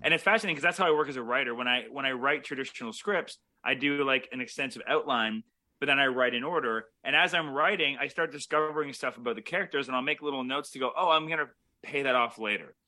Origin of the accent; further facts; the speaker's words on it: Toronto, Ontario, Canada; we're both Canadian Toronto filmmakers